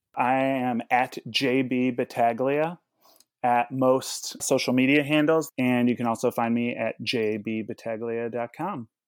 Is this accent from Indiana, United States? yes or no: yes; Indianapolis, Indiana, United States; I hail from Indianapolis, Indiana